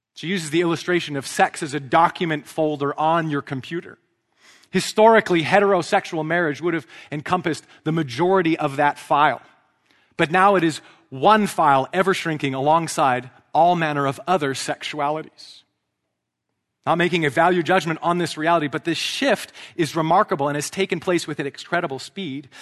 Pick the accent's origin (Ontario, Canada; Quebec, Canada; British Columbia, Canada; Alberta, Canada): British Columbia, Canada; Vancouver; an Anglican priest in my hometown of Vancouver